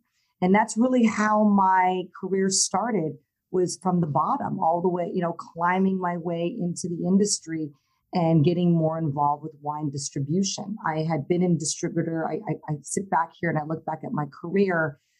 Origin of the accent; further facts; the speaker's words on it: Hawaii, United States; And at the time, I was raised in Hawaii. So I came to Hawaii right before my 17th birthday and spent some time there.